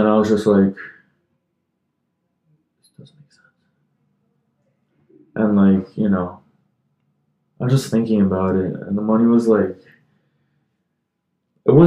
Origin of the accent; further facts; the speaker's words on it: United States; as an American, as a foreigner